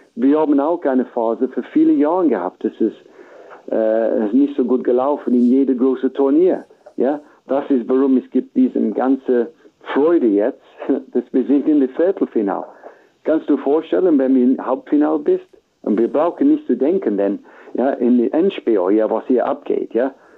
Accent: England, United Kingdom; German is a second language; wir haben ein, ein gutes Gefühl momentan in England

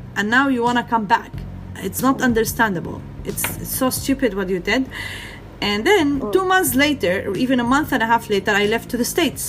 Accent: Gaza, Gaza Strip, Palestine; I am Palestinian and I am from Gaza. I grew up there and I still live there

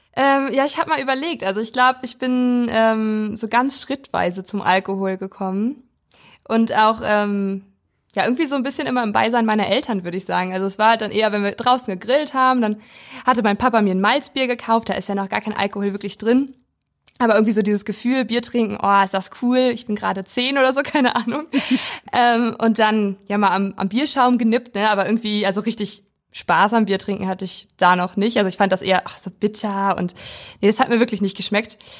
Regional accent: Weisen, Brandenburg, Germany; now in Schwerin, Germany; Und wir sind beide auf dem Land groß geworden. Und in ganz verschiedenen Teilen Deutschlands, ich in Brandenburg

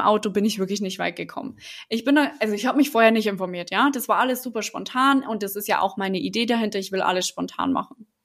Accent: Germany; für mich als Deutsche

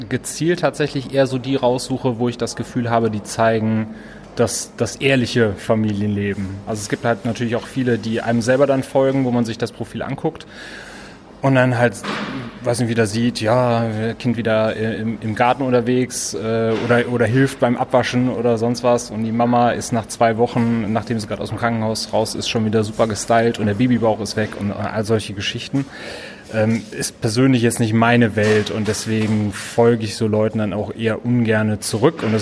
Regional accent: Wuppertal, North Rhine-Westphalia, Germany; born there; now in Cologne, Germany; Also ich habe früher, ich komme ja gebürtig aus Wuppertal, immer gedacht

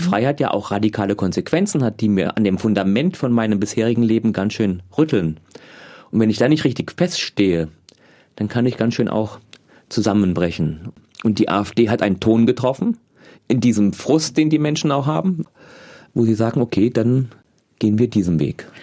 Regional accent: East Germany, Germany

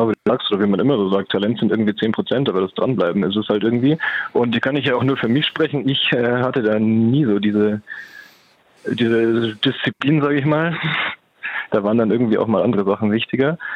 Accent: Munich, Bavaria, Germany; Ach, als Münchner ist man das gewohnt.

